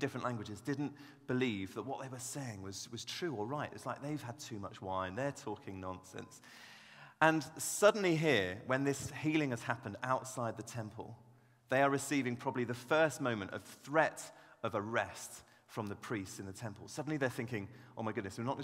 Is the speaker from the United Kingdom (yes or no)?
yes; Devon, South West England, United Kingdom; I grew up down in Devon, actually, and my dad was a church pastor